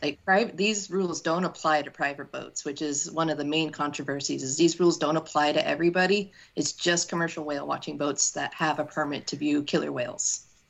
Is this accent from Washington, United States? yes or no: yes; Washington, United States; I was born and raised in Washington state